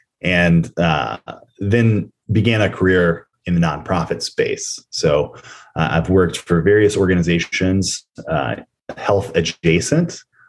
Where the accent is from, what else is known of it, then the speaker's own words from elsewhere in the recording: Nashville, Tennessee, United States; growing up in the South. I'm in Nashville, Tennessee right now. That's where I was born and raised.